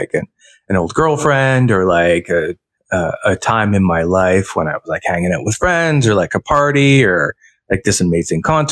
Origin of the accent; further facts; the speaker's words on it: London, Ontario, Canada; where I grew up in London, Ontario